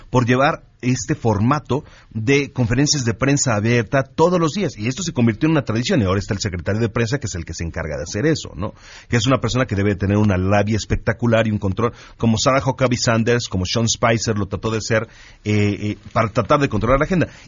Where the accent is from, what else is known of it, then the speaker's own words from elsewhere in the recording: Mexico; y lo digo, y lo digo como ciudadano mexicano